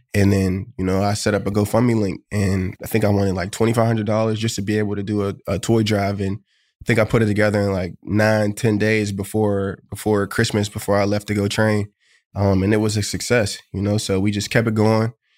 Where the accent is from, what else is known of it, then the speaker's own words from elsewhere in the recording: Pittsburgh, Pennsylvania, United States; moved away as an adult; now in Buffalo, United States; Pittsburgh, my hometown